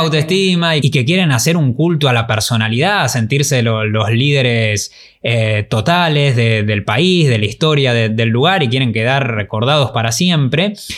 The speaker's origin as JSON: {"language": "Spanish", "country": "Argentina", "said": "como argentinos"}